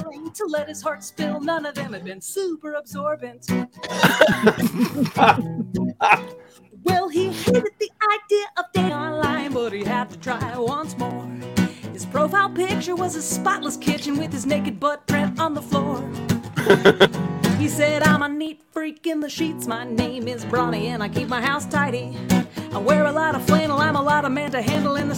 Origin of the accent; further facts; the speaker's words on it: Amarillo, Texas, United States; moved away; I grew up in West Texas, in the West Texas Panhandle.